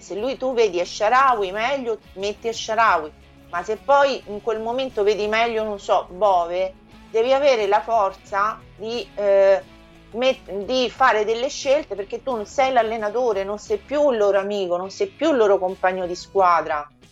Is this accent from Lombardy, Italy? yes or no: no; Frascati, Lazio, Italy; also born or lived in Sardinia; io non sono nemmeno di Roma che sono di Frascati